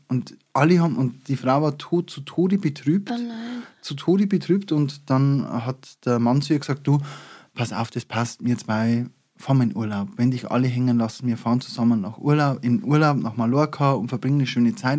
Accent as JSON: {"language": "German", "area": "Upper Palatinate", "region": "Bavaria", "country": "Germany", "said": "bei uns in der Oberpfalz"}